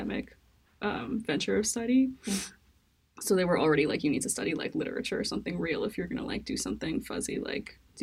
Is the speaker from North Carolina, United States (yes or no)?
no; New York City, New York, United States; growing up in New York